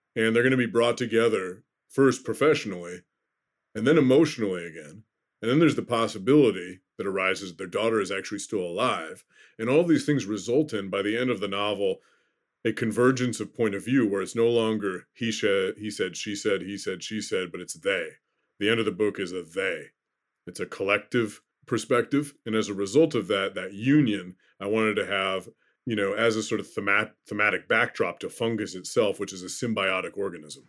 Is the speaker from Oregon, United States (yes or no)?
yes; Oregon, United States; also born or lived in Iowa; now in Minnesota, United States; I grew up in Oregon